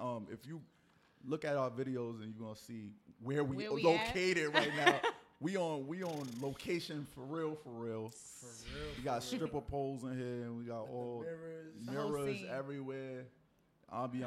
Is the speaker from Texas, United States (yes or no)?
no; New York City, New York, United States; I'm from Harlem, bro. I heard we got rezoned. I'm uptown